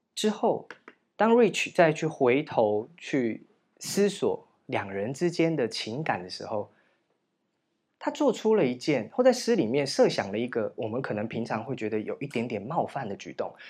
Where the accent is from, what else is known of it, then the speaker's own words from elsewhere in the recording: Chishang, Taitung County, Taiwan; moved away; 我从池上乡来，你知道我们乡下没有人家叫什么夜公馆，什么某某公馆，某某峪，某某府这样子